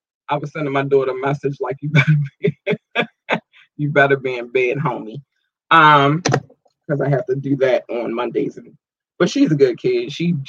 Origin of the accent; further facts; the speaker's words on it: United States; So first and foremost, shout out to my home country, the United States.